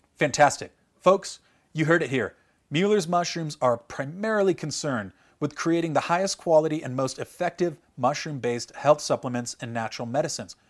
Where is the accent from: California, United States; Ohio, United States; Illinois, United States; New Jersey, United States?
California, United States; Growing up in California